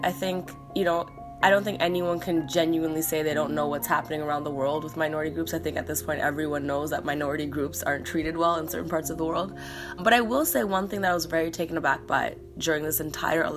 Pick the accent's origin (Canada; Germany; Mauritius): Canada; now in United States; being a Canadian in America